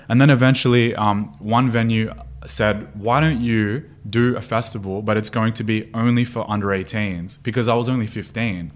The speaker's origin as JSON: {"language": "English", "town": "Sydney", "region": "New South Wales", "country": "Australia", "tie": "born or raised there", "also_born_or_lived": "Stanmore", "moved": "as an adult", "lives_now": "Dubai, United Arab Emirates", "said": "Born and raised in Sydney"}